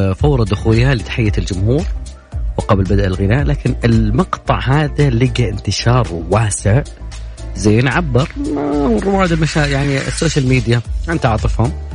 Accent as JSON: {"language": "Arabic", "town": "Riyadh", "region": "Riyadh Province", "country": "Saudi Arabia", "said": "عندنا بالرياض"}